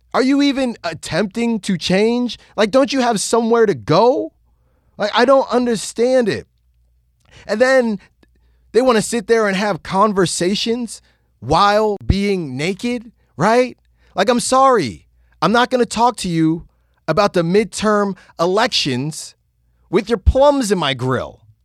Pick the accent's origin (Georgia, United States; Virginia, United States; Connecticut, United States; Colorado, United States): Virginia, United States; I was born in Virginia.